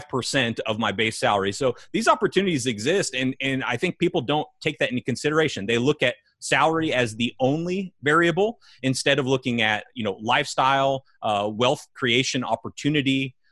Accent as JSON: {"language": "English", "region": "California", "country": "United States", "tie": "born or raised there", "said": "I can remember growing up in California."}